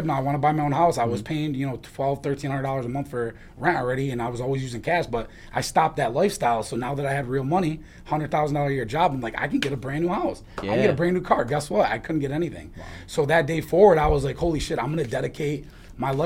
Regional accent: New York, United States; also born or lived in Syracuse; we grew up in New York

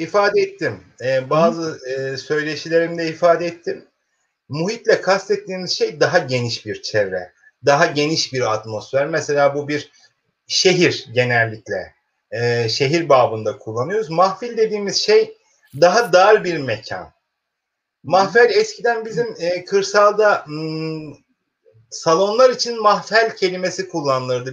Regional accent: Keskin, Kırıkkale, Turkey; Bozkır'ın ortasında buğday tarlalarıyla meşhur işte Kırıkkale'nin Keskin ilçesinde doğmuş bir e, öğretmenim

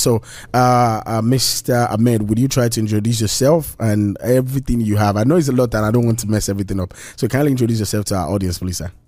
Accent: Nigeria; now in United States; I'm a Nigerian

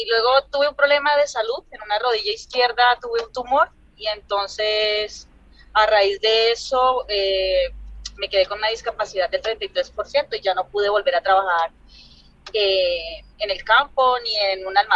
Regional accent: Palermo, Huila, Colombia; moved away as an adult; now in Andalusia, Spain; Nacida y criada en Palermo, Huila, claro.

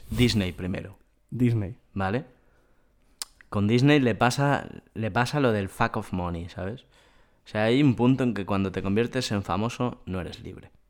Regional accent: Vallès, Catalonia, Spain; Somos dos garrulos del Vallés

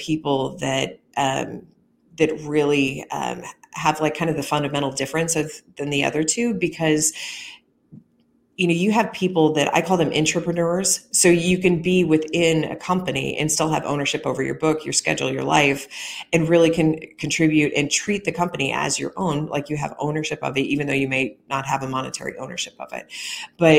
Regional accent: rural Missouri, United States; in rural Missouri, you could pop over a hill, and I grew up around Amish people

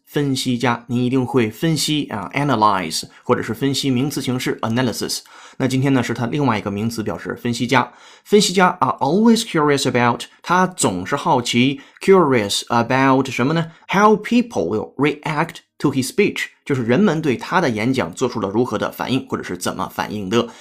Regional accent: China; accent: Chinese accent in English; first language Chinese; 我是中国人，母语是汉语，英语是非母语，所以我说英语一定会或多或少带有中国人说英语的口音

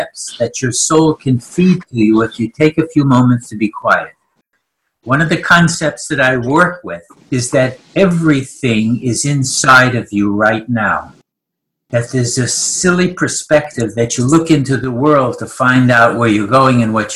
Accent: New York, United States; accent: New York; now in Christchurch, New Zealand; I'm speaking with my New York accent

